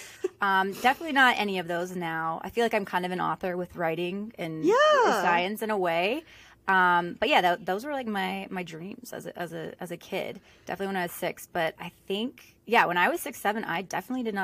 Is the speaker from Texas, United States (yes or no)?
no; Southern California, United States; moved away as an adult; also born or lived in Rhode Island; I'm originally from Southern California, grew up there